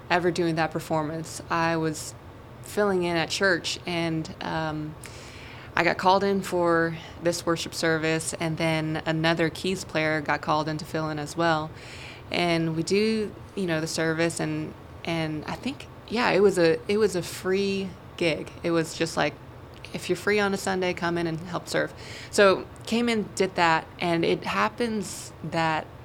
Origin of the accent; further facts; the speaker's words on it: New York City, New York, United States; now in Nashville, United States; I grew up in Brooklyn, New York.